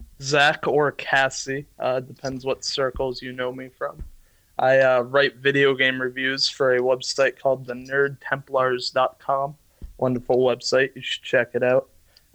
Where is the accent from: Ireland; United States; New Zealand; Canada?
Ireland; as an Irishman, I love my meats and potatoes.